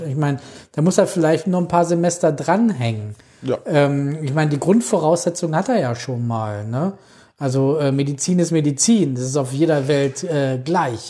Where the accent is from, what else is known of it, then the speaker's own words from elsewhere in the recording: Alfeld, Lower Saxony, Germany; bei uns in Alfeld